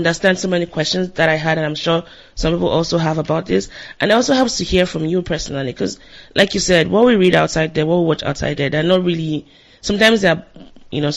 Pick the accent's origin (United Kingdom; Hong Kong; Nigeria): Nigeria; now in United States; I grew up in Nigeria